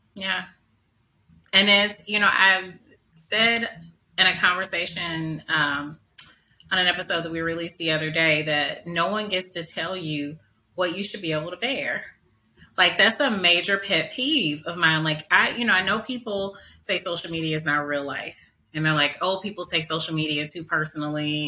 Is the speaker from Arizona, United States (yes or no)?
no; St. Louis, Missouri, United States; I grew up in North St. Louis in the 80s